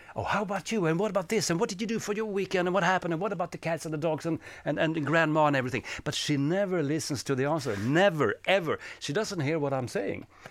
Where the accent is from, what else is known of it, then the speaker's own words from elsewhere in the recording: Sweden; English is a second language; I am from Sweden